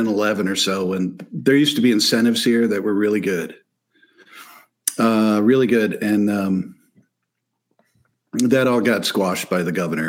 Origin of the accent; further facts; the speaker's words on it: White Lake, Michigan, United States; also born or lived in Florida; I grew up in White Lake, where I am right now. I'm not 2 miles from where I grew up.